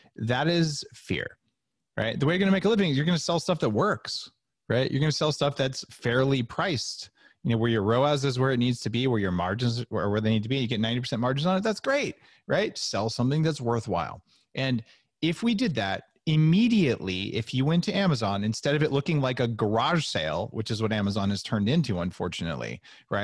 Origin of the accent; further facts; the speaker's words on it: Silicon Valley, California, United States; I grew up in Silicon Valley